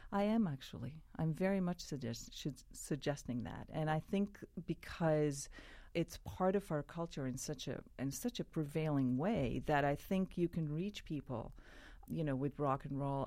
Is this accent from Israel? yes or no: yes; Israel; I grew up in Israel